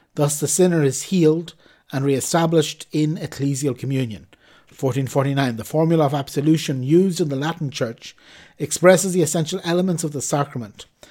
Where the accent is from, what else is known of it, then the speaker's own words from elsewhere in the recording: Ireland; as an Irishman